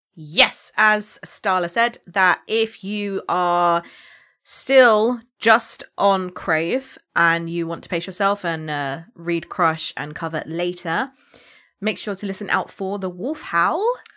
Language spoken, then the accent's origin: English; United Kingdom; accent: British; I could have entirely lost my British accent.